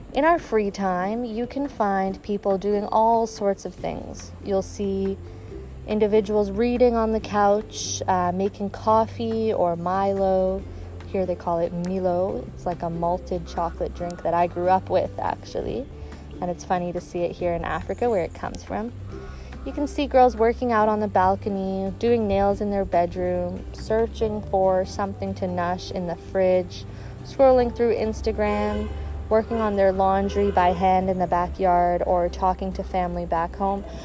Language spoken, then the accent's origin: English; Canada; moved away as an adult; now in Ghana; I'm from Canada